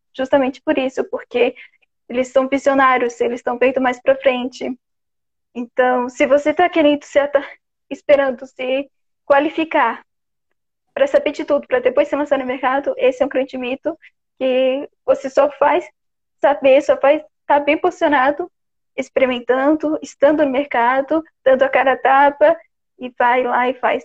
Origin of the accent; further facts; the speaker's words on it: Florianópolis, Santa Catarina, Brazil; eu sou de Floripa mesmo. O sotaque é uma característica minha que acho que eu vou morrer e nunca vou saber de onde veio